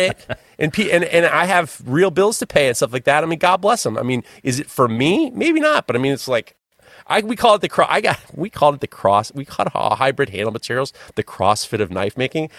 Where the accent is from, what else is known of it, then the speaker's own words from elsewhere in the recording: New York, United States; I'm a New Yorker